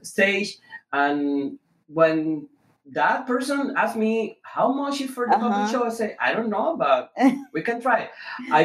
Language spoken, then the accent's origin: English; Venezuela; English is a second language; moved away as an adult; now in Houston, United States; I was raised in Venezuela